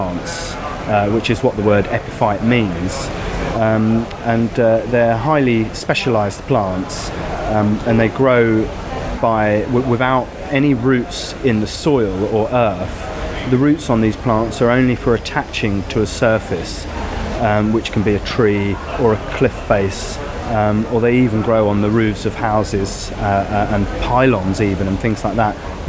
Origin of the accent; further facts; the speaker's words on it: Penzance, South West England, United Kingdom; I'm from Penzance in Cornwall